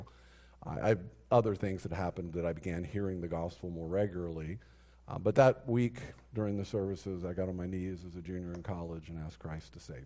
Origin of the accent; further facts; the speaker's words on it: Texas, United States; I grew up in Texas